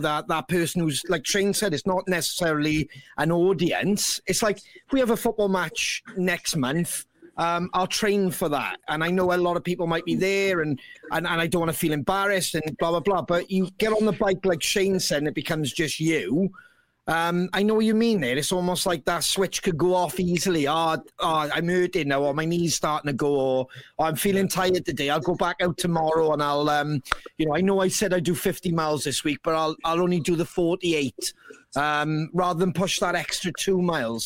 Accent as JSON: {"language": "English", "region": "Wales", "country": "United Kingdom", "said": "us being Welsh as well"}